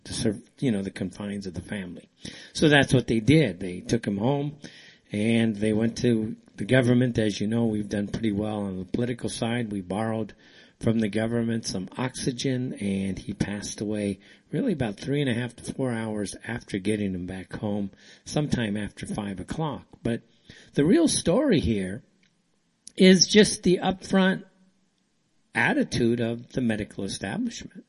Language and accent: English; United States; now in Saudi Arabia; I'm from the States